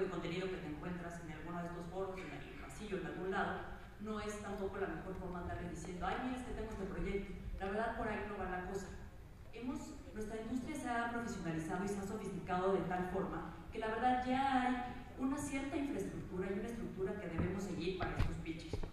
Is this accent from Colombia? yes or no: no; Mexico; yo soy mexicana